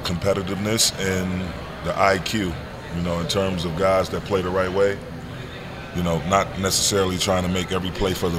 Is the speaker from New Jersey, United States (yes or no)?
no; Saginaw, Michigan, United States; I'm from Michigan originally. The rich history of basketball within that state. Being from the city of Saginaw and all the great players I saw coming up from Saginaw to Flint, Detroit, Grand Rapids, Kalamazoo, guys all over that state